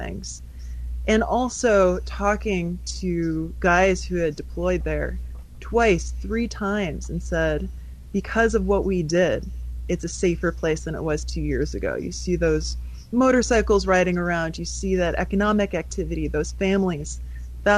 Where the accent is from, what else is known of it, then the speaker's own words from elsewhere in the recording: Massachusetts, United States; moved away; I grew up in Massachusetts